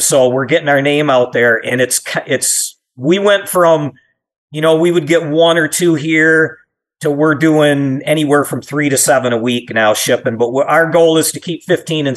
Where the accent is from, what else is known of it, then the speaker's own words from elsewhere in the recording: Michigan, United States; But we're from Michigan. It's a manufacturing state. You know, I watched friends and families lose jobs